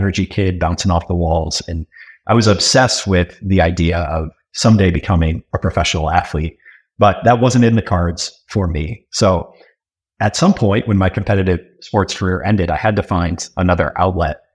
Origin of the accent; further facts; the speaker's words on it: Buffalo, New York, United States; also born or lived in Massachusetts; now in North Andover, United States; I was raised in Buffalo